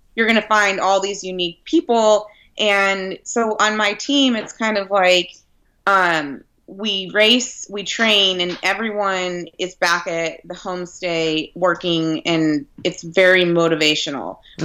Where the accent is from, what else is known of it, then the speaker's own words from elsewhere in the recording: Redlands, California, United States; my hometown community